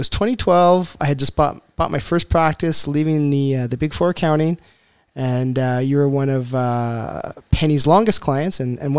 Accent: Ontario, Canada; born there; I wasn't born in Alberta. I was born in Eastern Ontario. I came out here because I was in the military.

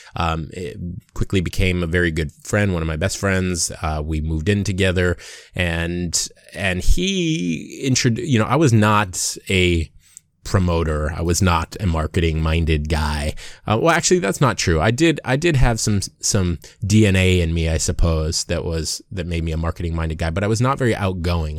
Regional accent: Waimanalo, Hawaii, United States; moved away as an adult; also born or lived in Seattle / Long Beach / Los Angeles; So, I'm from Hawaii. I was born and raised in Hawaii, a little town called Waimanalo.

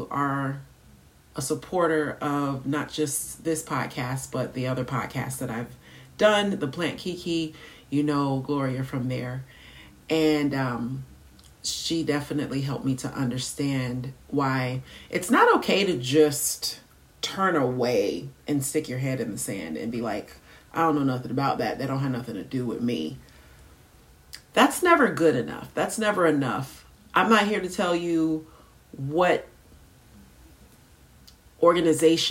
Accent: United States

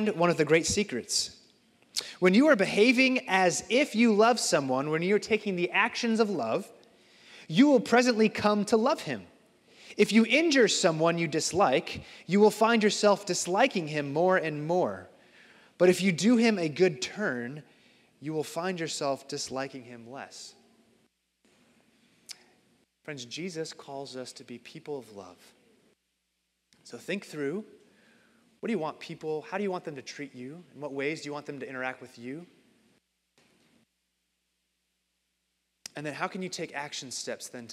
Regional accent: Phoenix, Arizona, United States; now in Iowa, United States; I grew up in Phoenix

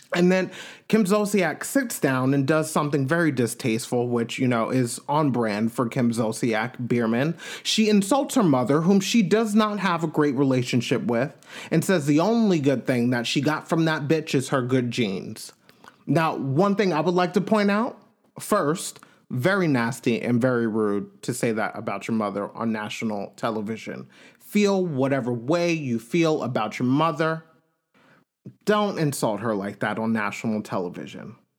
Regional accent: United States; Us Americans

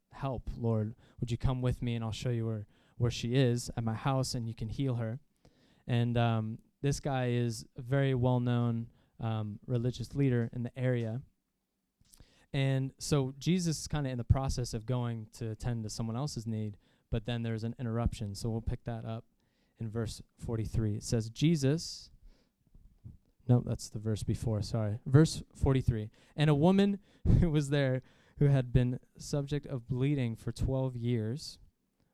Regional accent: Jacksonville, Florida, United States; born or raised there

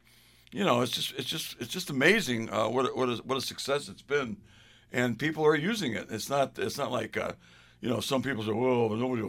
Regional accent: Central Connecticut, United States; now in Windham, United States; I grew up in a town in Central Connecticut, which is a very welcoming town now, and it was when I was a kid.

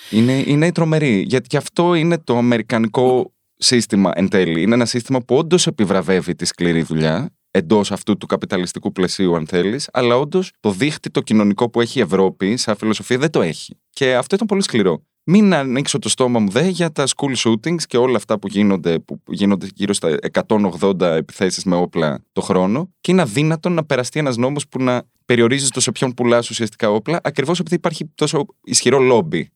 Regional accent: Greece; moved away as an adult; also born or lived in United States; Εγώ έφυγα από την Ελλάδα το 2010

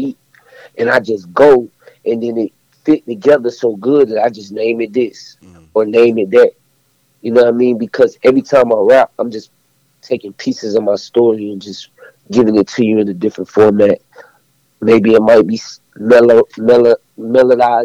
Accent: Fayetteville, North Carolina, United States; Fayetteville, North Carolina. Right. That's where I'm from

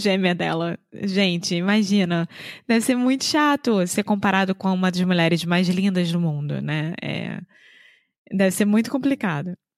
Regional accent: Rio de Janeiro, Brazil; now in Viana do Castelo, Portugal; Eu sou brasileira, carioca do Rio de Janeiro

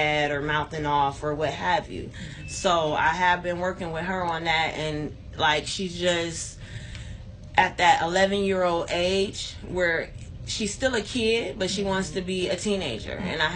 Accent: Youngstown, Ohio, United States; I was always born and raised in Youngstown on the South Side

